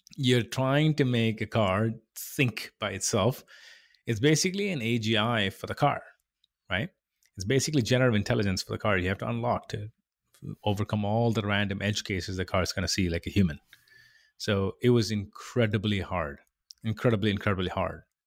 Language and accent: English; India; moved away as an adult; also born or lived in England; I come from India originally, born and raised there.